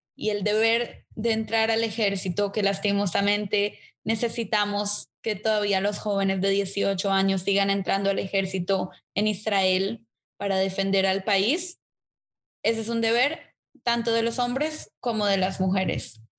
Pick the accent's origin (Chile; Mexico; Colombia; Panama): Colombia; yo nací en Colombia como tercera generación nacida en Colombia.